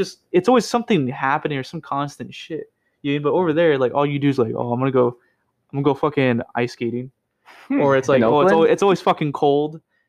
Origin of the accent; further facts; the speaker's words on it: Oakland, California, United States; moved away; I come from Oakland